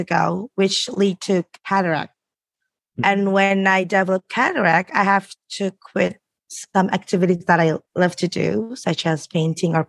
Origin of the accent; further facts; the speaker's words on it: Jakarta, Indonesia; Coming from Indonesia is interesting because since we're coming from a low middle income country